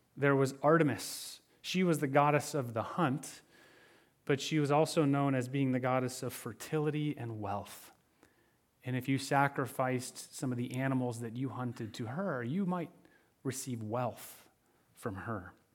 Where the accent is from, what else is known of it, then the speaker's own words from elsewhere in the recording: Michigan, United States; growing up in Michigan, snowmobiling was an occasional pastime in the winter months